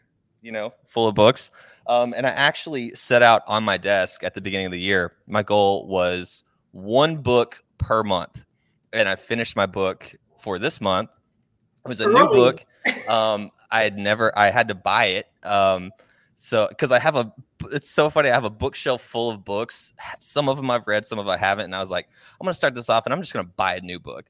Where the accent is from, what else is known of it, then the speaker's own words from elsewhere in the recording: Oklahoma, United States; I'm originally from Oklahoma